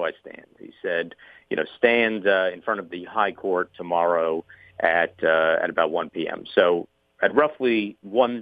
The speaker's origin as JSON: {"language": "English", "country": "United States", "also_born_or_lived": "Cairo, Egypt", "said": "being an American"}